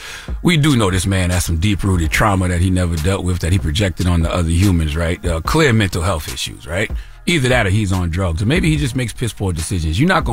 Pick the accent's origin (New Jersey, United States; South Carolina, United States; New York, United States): South Carolina, United States; Moss Corner; when I was a little boy growing up in Moss Corner, South Carolina, okay, elementary school age, might have been like fourth grade, 1980-something